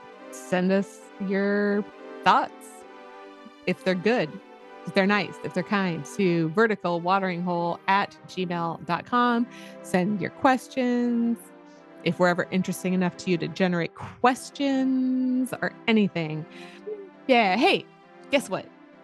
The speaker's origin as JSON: {"language": "English", "town": "Tacoma", "region": "Washington", "country": "United States", "said": "I don't know, like I'm actually like from Tacoma."}